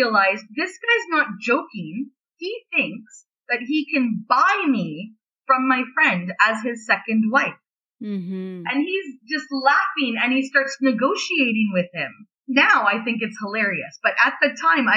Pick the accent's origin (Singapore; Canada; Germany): Canada; also born or lived in Beijing; I'm Canadian